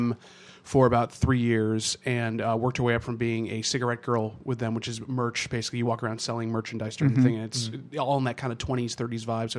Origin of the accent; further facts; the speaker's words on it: Massachusetts, United States; now in Vermont, United States; Anyhow, I grew up in the suburbs north of Boston for most of my life. I moved around quite a bit, but that's where I spent most of my life.